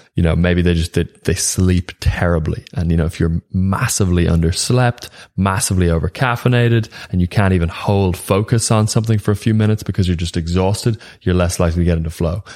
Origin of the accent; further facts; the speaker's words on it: Ireland; being Irish